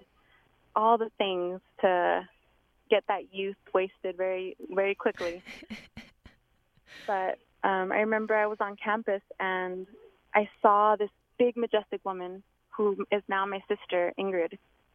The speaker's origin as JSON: {"language": "English", "town": "Los Angeles", "region": "California", "country": "United States", "tie": "born or raised there", "moved": "yes", "lives_now": "Portland, United States", "said": "I was born in LA County in the San Fernando Valley. And that's where a lot of my journey happened before I came to the Pacific Northwest, to Portland area"}